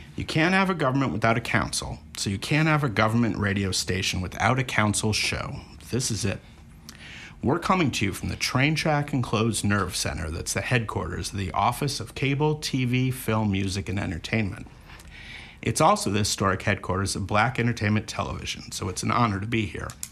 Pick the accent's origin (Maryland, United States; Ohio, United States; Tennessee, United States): Maryland, United States; Montgomery County; moved away; I grew up in Montgomery County, and it was interesting is that we were enough in uh, the DC area